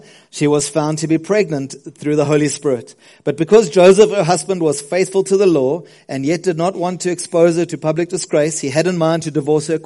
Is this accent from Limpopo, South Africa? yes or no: no; South Coast, KwaZulu-Natal, South Africa; also born or lived in Westville / Ladybrand, Free State; I grew up on the South Coast. I moved from Westville, where I loved to be English. We moved to the Free State, to Ladybrand, which is a tiny little town, in the Free State